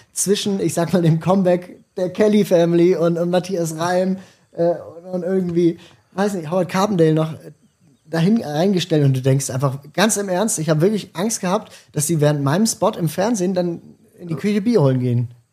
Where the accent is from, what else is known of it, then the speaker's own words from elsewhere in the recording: Basel, Basel-Stadt, Switzerland; ich komme für mich gesehen aus einer Stadt, aus ja. einer Großstadt, ganz, ganz groß. Basel, 160.000 Einwohner.